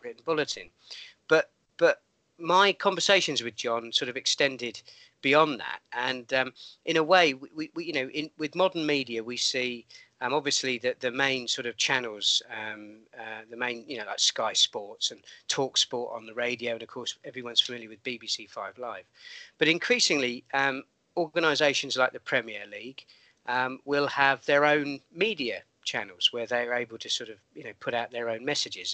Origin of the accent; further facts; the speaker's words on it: Portsmouth, South East England, United Kingdom; moved away as an adult; also born or lived in Bath area; now in Bath, United Kingdom; originally, I'm from Portsmouth, so my my love of football um, is very much linked to my hometown club